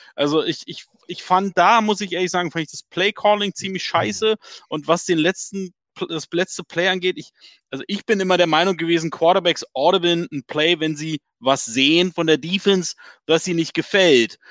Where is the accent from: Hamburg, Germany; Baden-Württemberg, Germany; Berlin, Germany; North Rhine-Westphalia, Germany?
Berlin, Germany; accent: Berliner Schnauze; du und ich alle Berliner Schnauzen